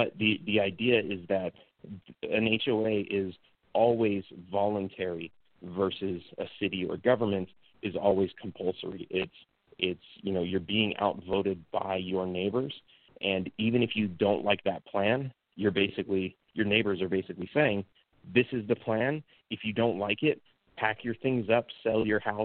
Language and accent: English; California, United States; moved away as an adult; also born or lived in Texas; now in Mexico; Growing up in California